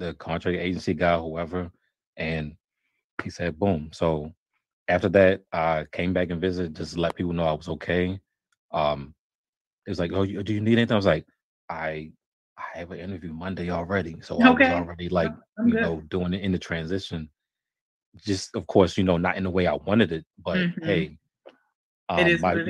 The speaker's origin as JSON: {"language": "English", "area": "hometown where Firaxis is", "region": "Maryland", "country": "United States", "tie": "born or raised there", "said": "here in my hometown"}